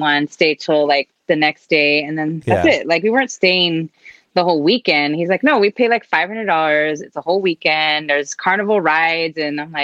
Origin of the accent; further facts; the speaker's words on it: Alhambra, California, United States; I'm from the SGV, San Gabriel Valley. I live in Alhambra. I'm from Alhambra.